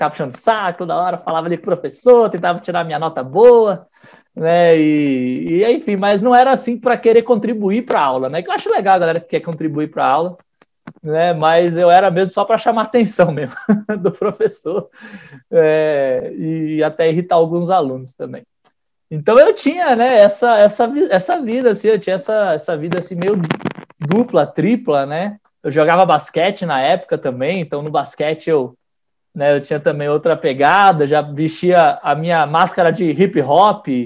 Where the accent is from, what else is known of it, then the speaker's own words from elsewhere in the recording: São Paulo, Brazil; born there; also born or lived in Salvador; now in Brasília, Brazil; eu nasci em São Paulo, fui morei um, sete anos em Salvador e agora eu moro aqui em Brasília.